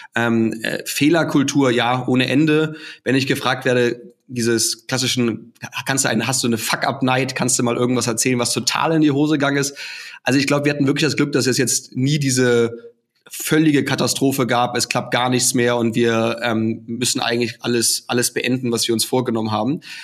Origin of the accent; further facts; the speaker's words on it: Hamburg, Germany; also born or lived in Australia / China / England / Munich; now in Austria; Ich komme ursprünglich aus Hamburg im, im hohen Norden